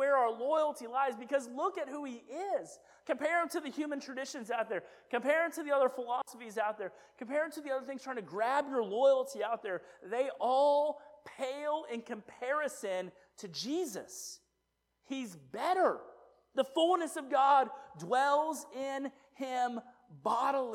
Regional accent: United States; I'm an American

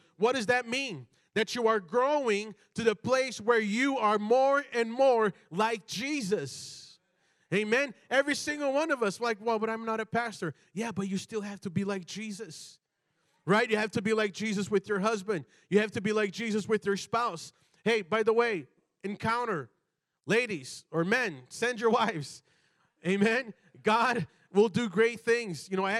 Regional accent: Brazil; born there; I was born in Brazil, you know, and like in Brazil, you do not go out, you know, out in public, you know, in pajamas.

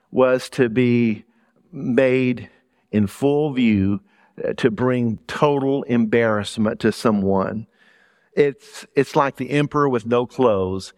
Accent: South Louisiana, United States; accent: Southern; moved away as an adult; also born or lived in Middlesex County, New Jersey / New York City; now in Burlington County, United States; I grew up in South Louisiana

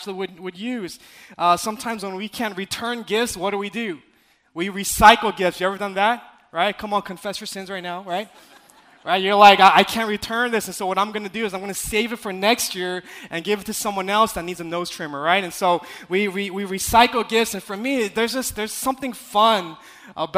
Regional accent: California, United States; I'm from California

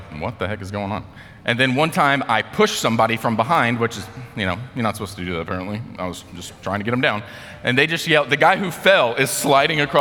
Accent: United States; as an American

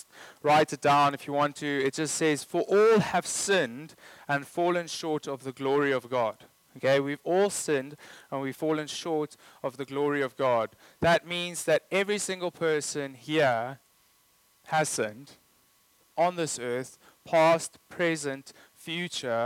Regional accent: South Africa; I'm South African

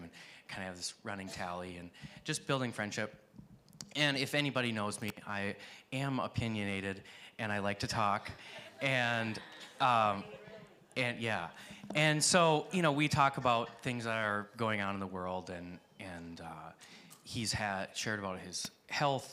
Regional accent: Watertown, United States; moved away; I moved to Watertown. This is why I live in this house in my hometown

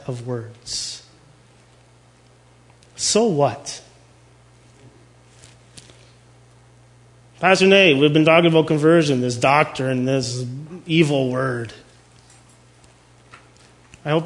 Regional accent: Canada; We're Canadian

